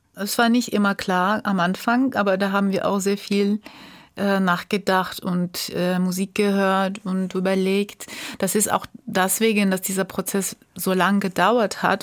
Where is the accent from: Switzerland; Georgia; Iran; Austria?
Georgia; Tbilisi; German is a second language; also born or lived in Germany / France; now in Munich, Germany; meiner Geburtsstadt Tbilisi